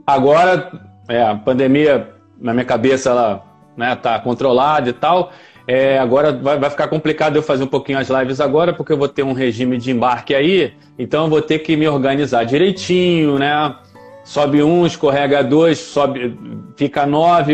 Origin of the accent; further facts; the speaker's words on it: Rio de Janeiro, Brazil; also born or lived in Nova Iguaçu; É eu nasci na, na, cidade do Rio de Janeiro, né? No outro município. No município do Rio de Janeiro, na capital. Eu nasci na capital.